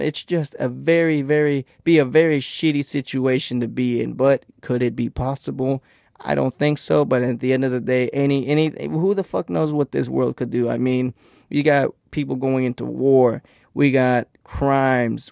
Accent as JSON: {"language": "English", "region": "Texas", "country": "United States", "said": "I'm from Texas"}